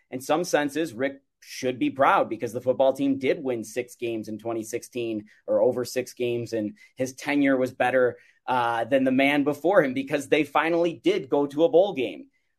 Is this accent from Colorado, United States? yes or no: yes; Boulder, Colorado, United States; I'm from Boulder, Colorado. I grew up in the shadow of a giant program